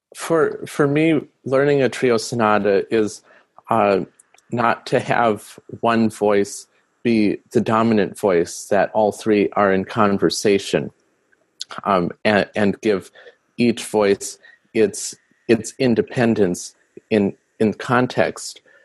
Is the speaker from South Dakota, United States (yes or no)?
yes; Rapid City, South Dakota, United States; the church I grew up at in Rapid City, South Dakota